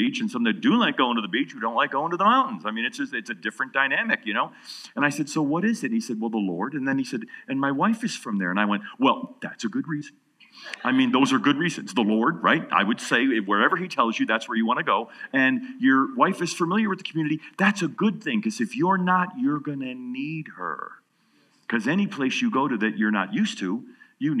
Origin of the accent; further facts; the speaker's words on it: New York, United States; now in Atlanta, United States; I'm from New York." I said, but I live in Atlanta